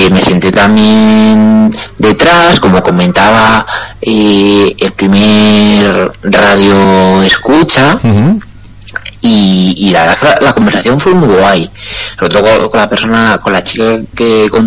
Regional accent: Leganés, Community of Madrid, Spain; desde Madrid a, a San Sebastián, mm, porque bueno, de mi pueblo de donde era yo de Leganés.

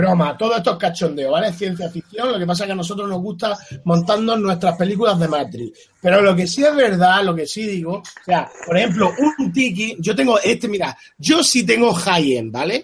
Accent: Spain; la gente que somos de España

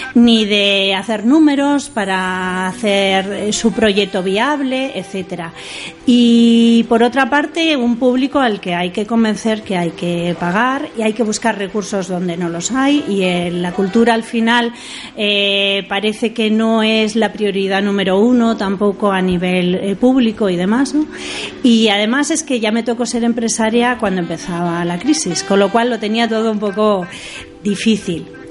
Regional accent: Oviedo, Asturias, Spain; moved away as an adult; also born or lived in Germany / Barcelona / Madrid; now in Granada, Spain; yo salí de mi tierra, salí de Oviedo

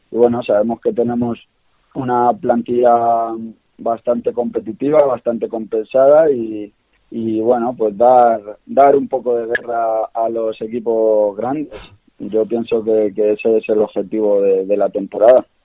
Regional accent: Castilla-La Mancha, Spain; pero soy manchego y, he jugado en otros equipos

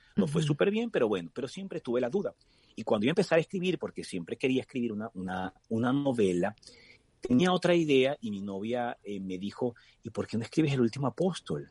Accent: Venezuela; con mi familia y e imaginar de nuevo estar allí por esas calles de algunos pueblos en mi país

